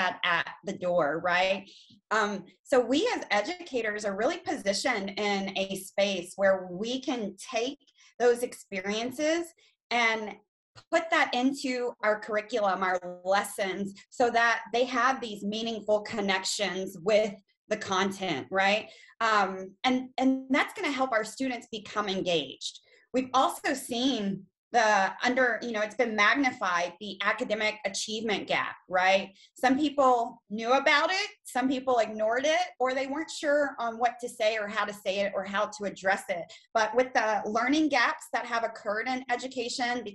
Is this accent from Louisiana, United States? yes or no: no; China, Texas, United States; now in Harker Heights, United States; born and raised in Texas. I'm from a very, very small town, China, Texas